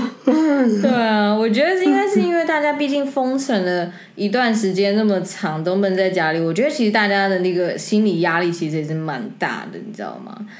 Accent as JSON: {"language": "Chinese", "country": "Taiwan", "said": "所以我觉得我回到台湾呢，我觉得非常非常的 surprise"}